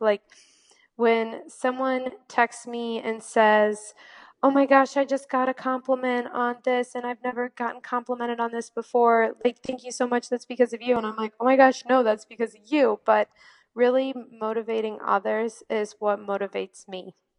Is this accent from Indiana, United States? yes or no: yes; Valparaiso, Indiana, United States; I am from Northwest Indiana in a little town, well, not too little, but it's called Valparaiso